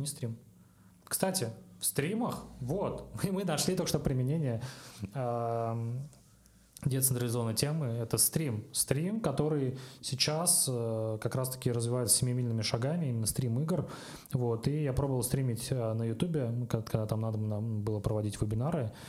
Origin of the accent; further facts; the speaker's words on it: Kazan, Tatarstan, Russia; я сам из Казани